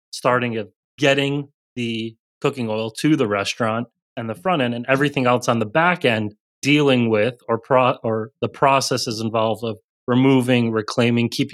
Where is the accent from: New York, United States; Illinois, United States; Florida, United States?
Illinois, United States; Chicago; moved away; also born or lived in South Carolina; Growing up in Chicago, been really used to colder weather.